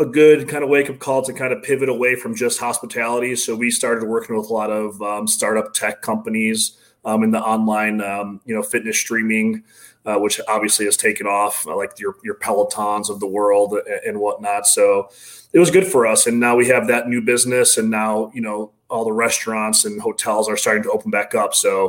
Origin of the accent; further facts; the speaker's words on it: Bartlett, Illinois, United States; So, about 45 minutes west of the city in a town called Bartlett.